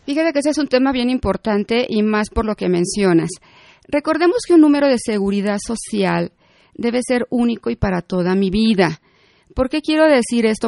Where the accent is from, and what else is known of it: Mexico